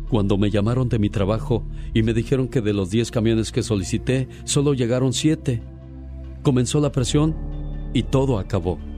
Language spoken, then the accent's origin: Spanish; Puebla, Mexico; moved away; Yo soy... salí de Puebla.